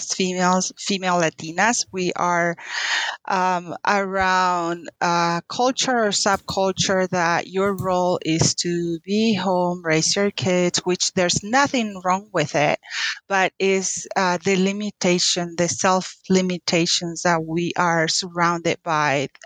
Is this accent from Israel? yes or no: no; Paraguay; English is a second language; moved away as an adult; now in United States; I was born and raised in Paraguay, South America. Moved to the U.S. When I was 18